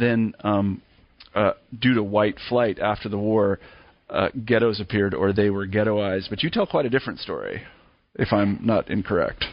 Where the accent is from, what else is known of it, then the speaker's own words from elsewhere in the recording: Kansas, United States; moved away as an adult; also born or lived in Grinnell, Iowa / Berkeley, California; I grew up in Kansas